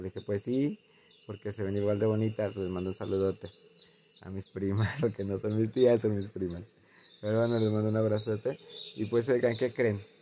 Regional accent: Guadalajara, Jalisco, Mexico; also born or lived in Zapopan; yo nací en Zapopan, pero la ciudad donde crecí, estudié y todo Guadalajara

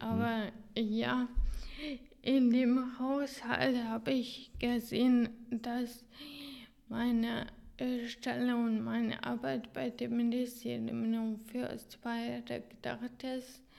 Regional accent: Hungary; German is a second language; moved away as an adult; in Ungarn äh, in meiner Geburtsland

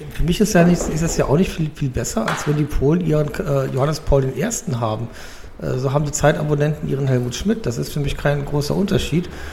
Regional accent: Cologne, North Rhine-Westphalia, Germany; meiner Jugend in Köln

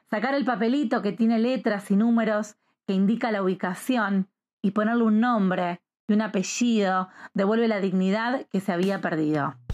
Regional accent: Argentina; soy argentina y hoy vamos a hablar sobre la búsqueda de la identidad.

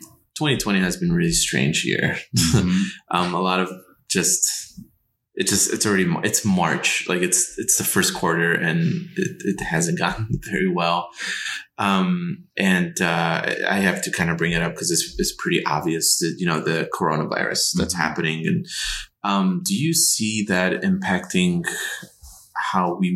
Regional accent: Chicago, Illinois, United States; I'm from Chicago.

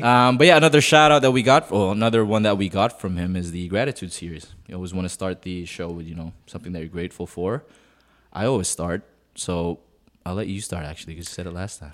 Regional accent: Canada; also born or lived in Philippines; I'm, I'm Canadian

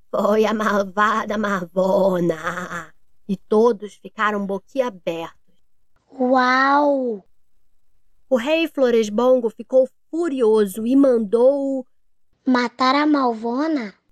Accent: Franca, São Paulo, Brazil; sou de Franca, São Paulo.

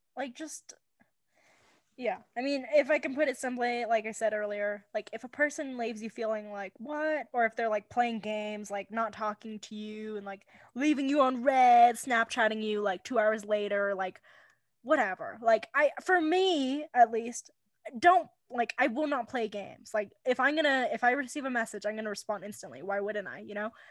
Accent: California, United States; moved away as an adult; now in Wyoming, United States; I'm from California. I'm allowed to be a little snobby California person

